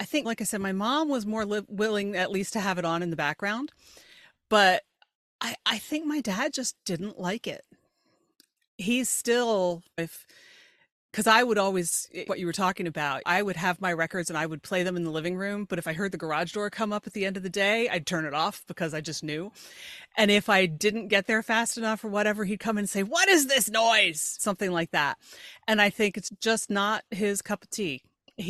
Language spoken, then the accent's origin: English; York, Pennsylvania, United States; born or raised there